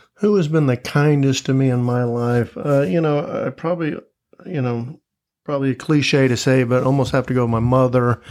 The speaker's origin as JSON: {"language": "English", "town": "Tampa", "region": "Florida", "country": "United States", "tie": "born or raised there", "also_born_or_lived": "Gainesville, Florida / Fort Myers, Florida / Tallahassee, Florida", "moved": "as an adult", "lives_now": "Jacksonville, United States", "said": "born and raised in Tampa, Florida. Was there, uh, up until I graduated high school"}